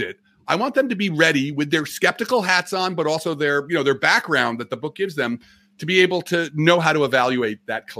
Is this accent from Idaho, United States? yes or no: no; New Jersey, United States; I'm from Jersey, as you can, you know, New York Mets here, you know, I'm tri-state ethnic